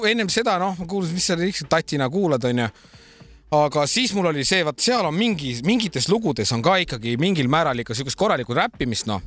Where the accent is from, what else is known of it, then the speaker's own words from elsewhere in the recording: Tallinn, Harju County, Estonia; born there; ma sündisin Lasnamäel.